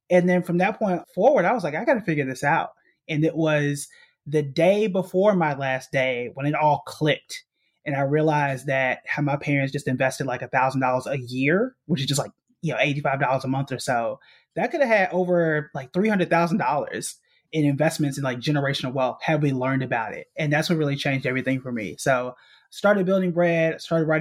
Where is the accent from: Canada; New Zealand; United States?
United States; Tulsa, Oklahoma; moved away as an adult; also born or lived in New York City; I was born and raised in Tulsa, Oklahoma, which is also known as Black Wall Street